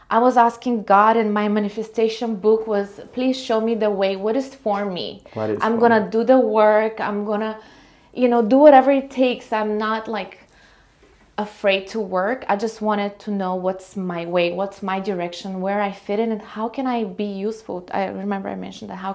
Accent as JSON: {"language": "English", "country": "Bulgaria", "moved": "as an adult", "lives_now": "United States", "said": "Originally, I'm from Bulgaria, small country in Eastern Europe. I moved here when I was 19 on a student program."}